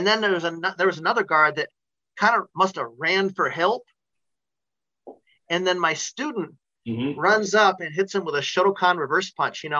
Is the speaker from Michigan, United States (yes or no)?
yes; Lake Odessa, Michigan, United States; I've taught in my hometown of Lake Odessa